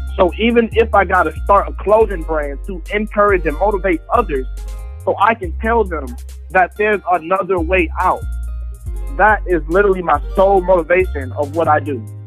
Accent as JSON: {"language": "English", "town": "Atlanta", "region": "Georgia", "country": "United States", "tie": "born or raised there", "said": "I grew up in Atlanta, Georgia"}